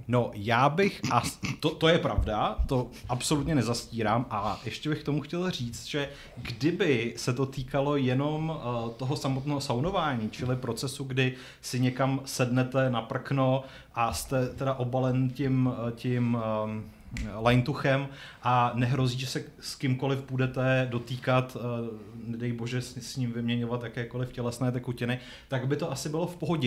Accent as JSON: {"language": "Czech", "town": "Strakonice", "region": "South Bohemian Region", "country": "Czechia", "tie": "born or raised there", "moved": "yes", "said": "jsem původem ze Strakonic"}